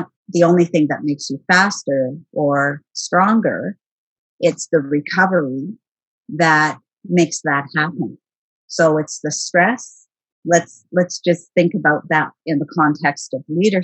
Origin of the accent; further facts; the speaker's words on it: Timmins, Ontario, Canada; moved away as an adult; also born or lived in Arctic / Northern Quebec / Northern British Columbia / Vancouver; now in Ottawa, Canada; I'm actually from Northern Ontario, a community many people will be familiar with, Timmins. And so I lived in Timmins for the majority of my young adult life as well